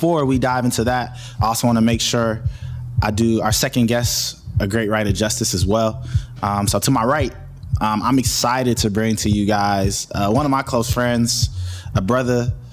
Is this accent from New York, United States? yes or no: no; Michigan, United States; From my home state